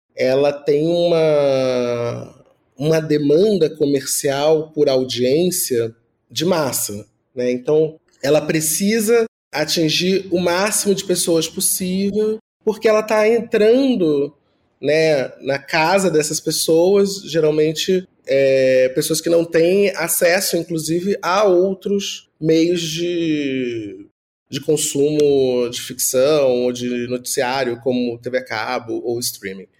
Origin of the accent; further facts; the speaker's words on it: Rio de Janeiro, Brazil; now in São Paulo, Brazil; venho do Rio de Janeiro, de uma família pobre, do subúrbio